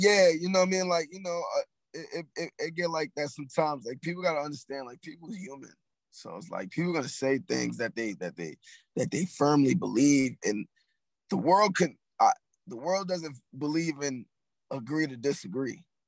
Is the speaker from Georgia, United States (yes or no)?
no; New York City, New York, United States; I'm from Harlem